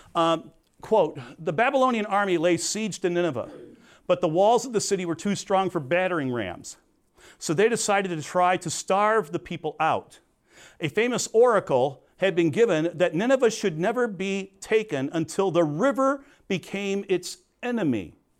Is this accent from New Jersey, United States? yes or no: no; Crete, Illinois, United States; I was from Crete.